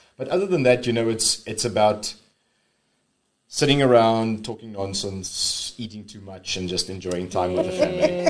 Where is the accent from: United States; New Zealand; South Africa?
South Africa; Uitenhage, Eastern Cape; also born or lived in Port Elizabeth; Well, I'm born and bred PE. I'm actually from Uton Lake. So grew up with my family. It's me and my brother and my parents. Very average white Afrikaans family growing up in Uton Lake, went to school there. And eventually came to PE for work.